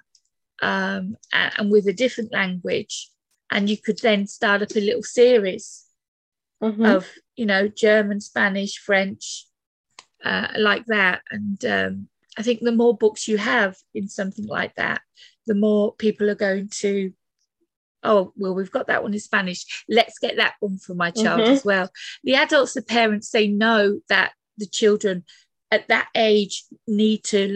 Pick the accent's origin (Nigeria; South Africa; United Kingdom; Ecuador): United Kingdom; England; moved away as an adult; now in Greece; me being English